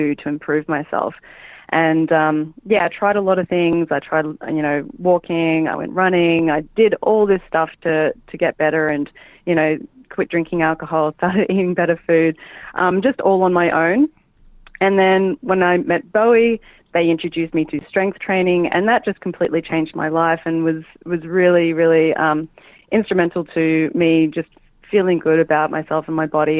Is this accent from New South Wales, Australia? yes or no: no; Melbourne, Victoria, Australia; I grew up in Melbourne